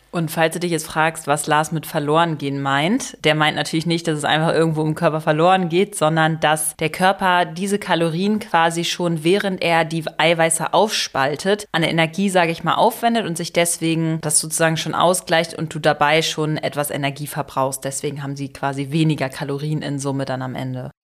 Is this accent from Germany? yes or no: yes; Germany; bei uns in Deutschland